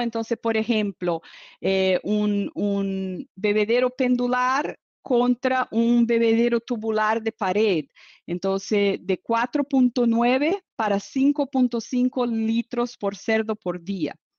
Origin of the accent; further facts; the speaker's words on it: Brazil; Spanish is a second language; soy brasileña